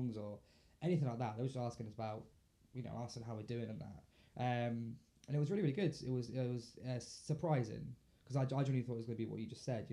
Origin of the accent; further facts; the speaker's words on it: Bedford, East of England, United Kingdom; moved away as an adult; also born or lived in Kempston; now in Northamptonshire, United Kingdom; Born and raised in Bedford